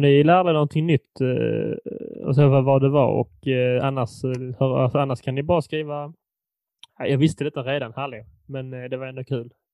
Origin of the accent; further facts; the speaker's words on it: Furulund, Skåne, Sweden; min hemstad Furulund